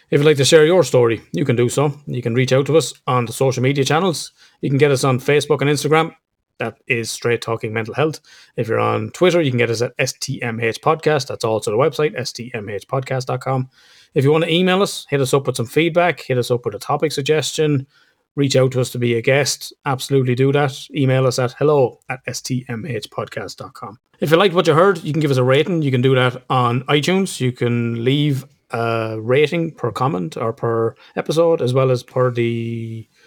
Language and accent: English; Ireland; being Irish as, as we would say